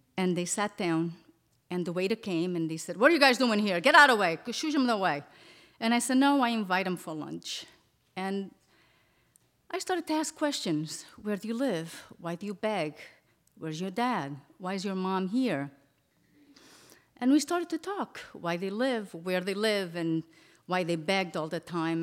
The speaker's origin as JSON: {"language": "English", "country": "Portugal", "tie": "born or raised there", "moved": "yes", "said": "I grew up in Portugal in an orphanage"}